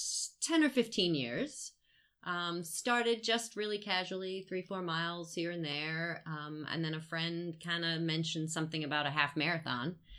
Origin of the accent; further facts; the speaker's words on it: East Coast, United States; moved away as an adult; now in Traverse City, United States; so I grew up on the East Coast and lived there for a while. Then I lived on the West Coast. Then I lived back on the East Coast